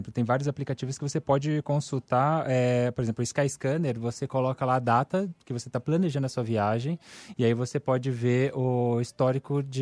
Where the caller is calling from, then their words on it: Santo André, São Paulo, Brazil; sou de Santo André.